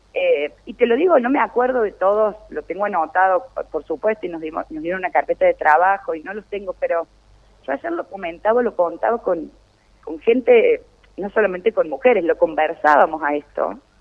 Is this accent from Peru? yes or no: no; Río Cuarto, Córdoba, Argentina; also born or lived in La Carlota, Córdoba; para mí es un orgullo como reocuartense